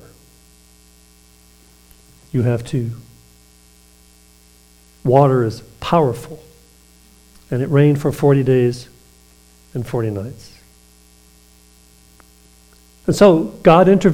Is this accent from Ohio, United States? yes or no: no; Eufaula, Alabama, United States; But I was raised in Alabama.